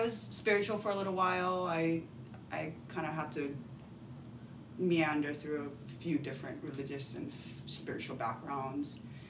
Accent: Hawaii, United States; I am a Japanese-American fourth-generation girl that's born and raised in Hawaii.

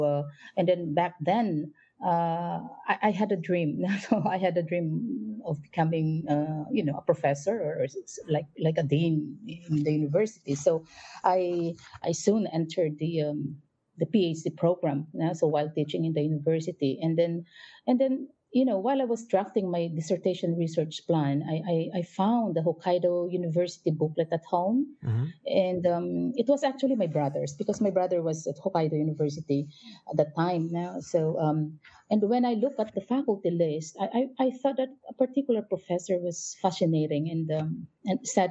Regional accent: Philippines; moved away as an adult; now in Japan; I'm from the Philippines

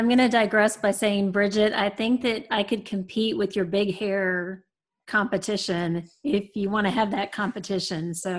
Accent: Onalaska, Wisconsin, United States; moved away as an adult; also born or lived in Ottumwa, Iowa / El Paso, Texas / Conway, Arkansas; now in Arkansas, United States; I was born in Ottumwa, Iowa, and then I grew up in a small town in Onalaska, Wisconsin, which is a town of about 12,000. And that's where I grew up and graduated high school.

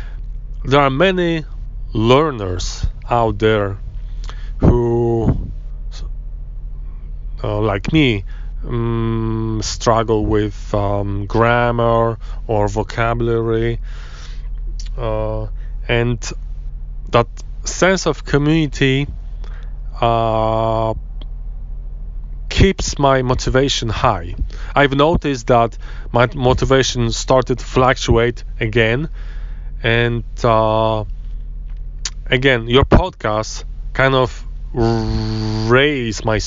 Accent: Poland; English is a second language; I come from Poland

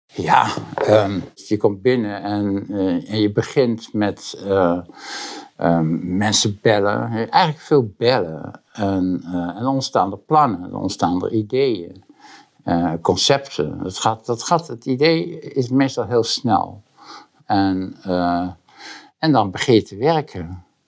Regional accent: Boskoop, South Holland, Netherlands; ik ben geboren eh, heel lang geleden in Boskoop. En dat is een tuindersdorp. bij Gouda in de buurt. En um, daar heb ik eigenlijk een hele leuke, prettige eh, tijd gehad.

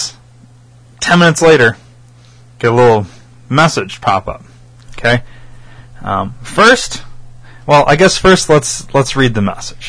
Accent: Rockford, Illinois, United States; I put Rockford.

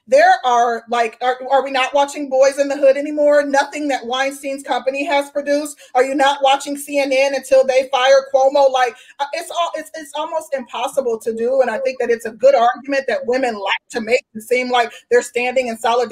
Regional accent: Midwest, United States; I'm from the Midwest

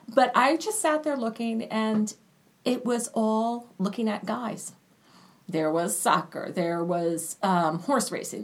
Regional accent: New Jersey, United States; my home state of New Jersey

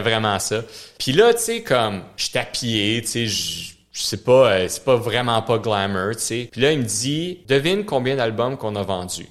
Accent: Montreal, Quebec, Canada; first language French; je viens de l'Ouest de l'île. Je viens de Pierrefonds, ce qu'ils appellent le vieux Pierrefonds maintenant

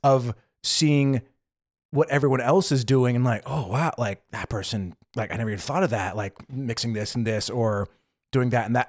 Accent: United States; moved away as an adult; now in Berlin, Germany; as an American

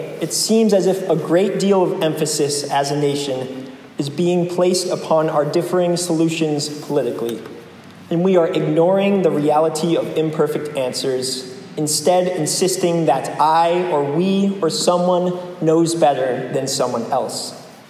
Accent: New England, United States; I'm from New England, too.

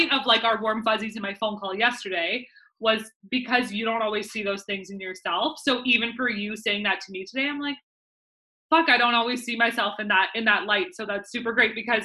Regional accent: Vancouver, British Columbia, Canada; my hometown little area in Vancouver

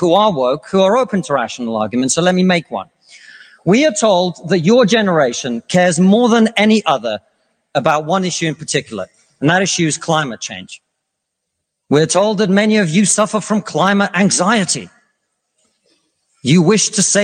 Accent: Russia; now in United Kingdom; I come from Russia, which is not a poor country.

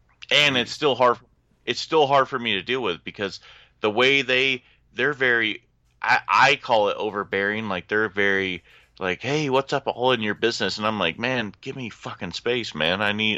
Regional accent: Orlando, Florida, United States; now in Charleston, United States; I came from Orlando and came to Charleston, so came from Southern Baptist is where I came from.

